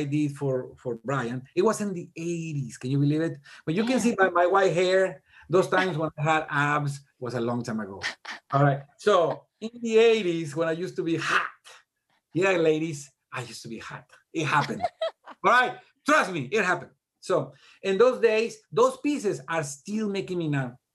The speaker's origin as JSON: {"language": "English", "country": "Mexico", "second_language": "English", "moved": "as an adult", "lives_now": "Tennessee, United States", "said": "I'm a Mexican, dude. I was this close to just jumping the border. I came to the United States and just, I was a student."}